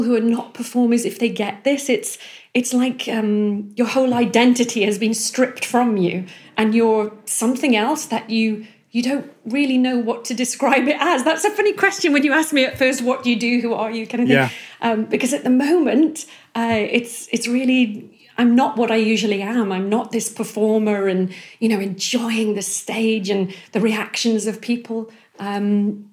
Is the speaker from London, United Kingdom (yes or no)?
no; Northumberland, North East England, United Kingdom; I'm from Northumberland, sort of Outer Hebrides of Northumberland